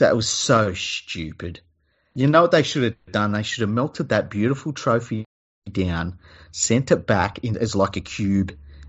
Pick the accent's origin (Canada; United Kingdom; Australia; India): Australia; It's like, because we're from Australia, all right?